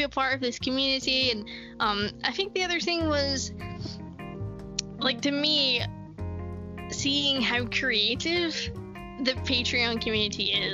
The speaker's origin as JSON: {"language": "English", "region": "Scotland", "country": "United Kingdom", "said": "we're from Scotland"}